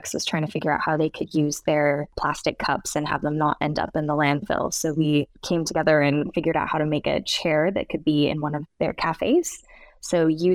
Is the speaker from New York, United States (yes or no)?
no; Seattle, Washington, United States; moved away as an adult; also born or lived in Sweden; growing up in Seattle in the US